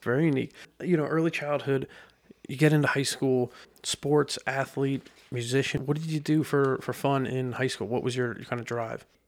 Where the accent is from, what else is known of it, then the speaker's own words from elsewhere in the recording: Lebanon, Pennsylvania, United States; growing up in Lebanon